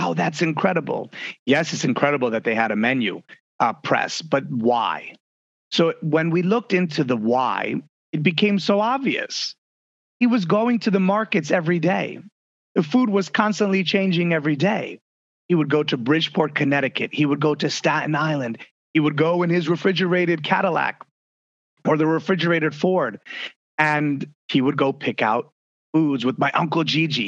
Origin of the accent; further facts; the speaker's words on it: Italy; moved away; I grew up in Italy, so figs are a huge part of my diet.